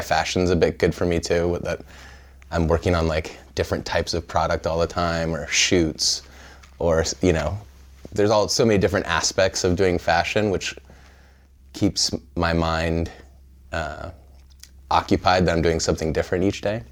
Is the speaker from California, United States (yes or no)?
yes; Pismo Beach, California, United States; also born or lived in Evanston, Illinois; I grew up in central California in a small town called Pismo Beach